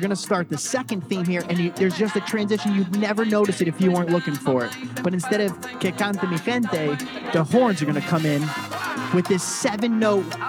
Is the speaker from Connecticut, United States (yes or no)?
yes; Connecticut, United States; I was born in Connecticut